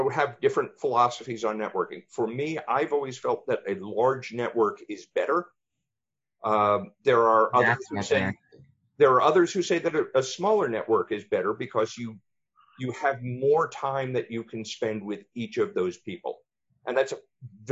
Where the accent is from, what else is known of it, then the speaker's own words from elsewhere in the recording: East Coast, United States; moved away; I was born and raised on the East Coast